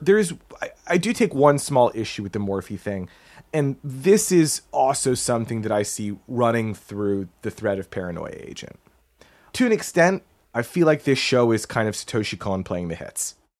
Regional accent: United States; as an American growing up when we did

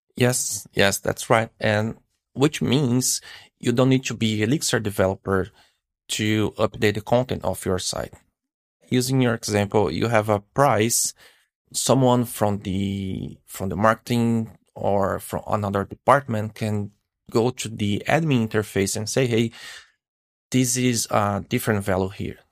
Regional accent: Brazil; now in Canada; I live in Canada. I'm from Brazil, actually, but I'm living in Canada.

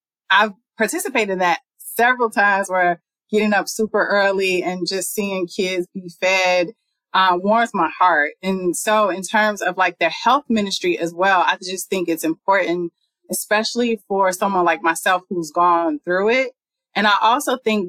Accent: Chicago, Illinois, United States; also born or lived in Harlem, New York; now in New York, United States; I'm originally from Chicago.

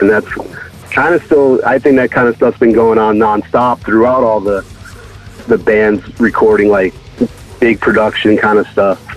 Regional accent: Connecticut, United States; now in Pasadena, United States; I grew up on the East Coast.

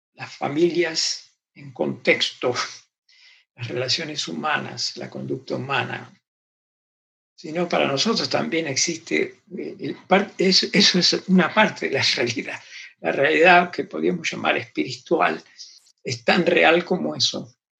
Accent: Argentina; me crié en Argentina

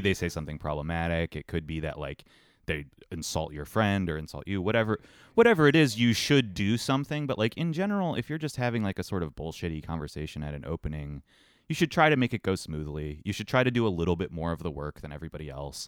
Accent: Ohio, United States; growing up in Ohio

